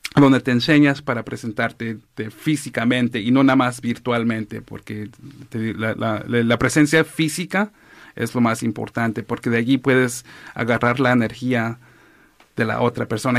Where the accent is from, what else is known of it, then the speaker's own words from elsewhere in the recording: Los Angeles, California, United States; also born or lived in Oaxaca; crecí aquí en ah, West Los Ángeles